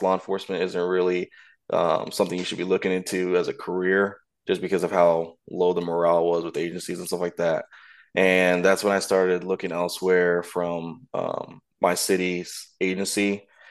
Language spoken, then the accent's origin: English; Kansas, United States; moved away as an adult; now in Florida, United States; I'm originally from Kansas